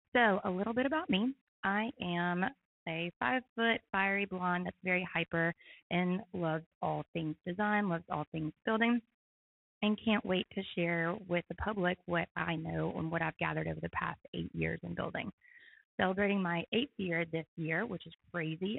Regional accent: Knoxville, Tennessee, United States; moved away as an adult; now in Chattanooga, United States; I'm from Knoxville, Tennessee originally.

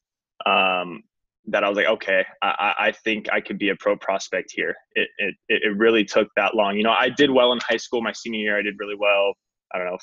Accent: Orange County, California, United States; I grew up in Orange County, California, kind of the baseball hotspot

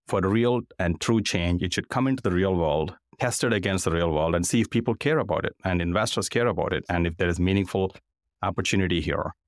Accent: India; moved away as an adult; now in United States; I grew up in India

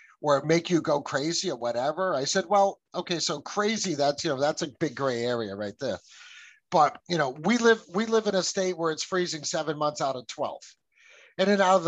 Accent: United States; My family came here in the 1640s

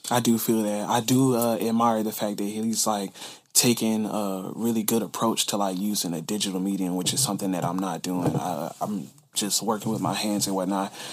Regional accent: Conyers, Georgia, United States; also born or lived in Decatur, Georgia; now in Savannah, United States; like coming up in Atlanta, like I was born like in Decatur, but then like I went to school and everything like further east, like out in Conyers.

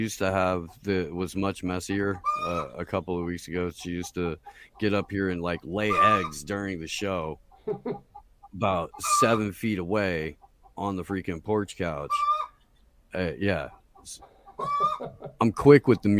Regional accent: Anderson, Indiana, United States; my hometown of Anderson, Indiana

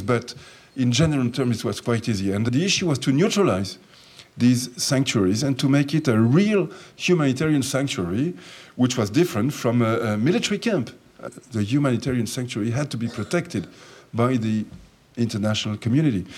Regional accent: France; also born or lived in Jerusalem; I was born in Jerusalem and I was brought up in, in France when I came to France when I was four years of age

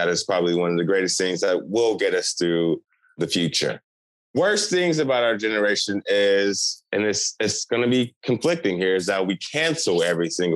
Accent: Houston, Texas, United States; I'm from Houston.

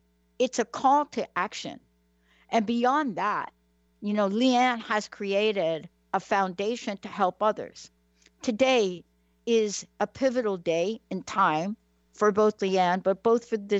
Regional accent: East Coast, United States; And I am from the East Coast, and I do go back to the state of New Jersey.

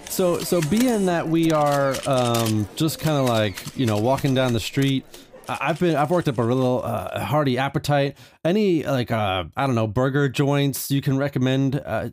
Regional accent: Bel Air, California, United States; from Bel Air

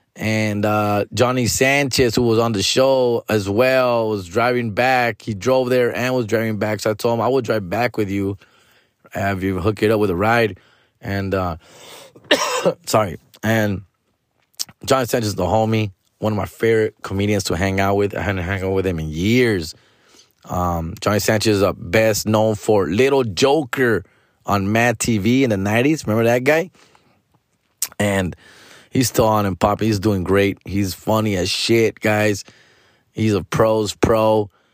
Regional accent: California, United States; I'm from Cali.

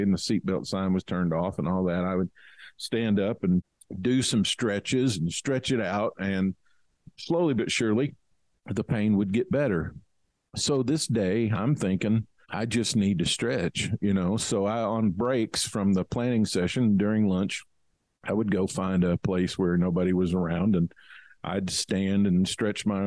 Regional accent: Kentucky, United States; I grew up in Kentucky. We had a farm and a horse ranch.

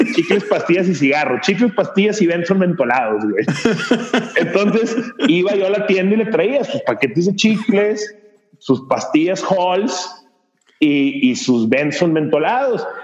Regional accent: Monterrey, Nuevo León, Mexico; also born or lived in San Pedro Garza García; nací, crecí en, en, Monterrey, Nuevo León

